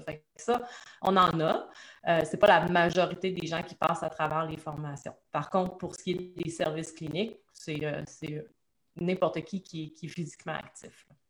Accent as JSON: {"language": "French", "town": "Trois-Rivières", "region": "Quebec", "country": "Canada", "tie": "born or raised there", "said": "je suis une petite fille de Trois-Rivières"}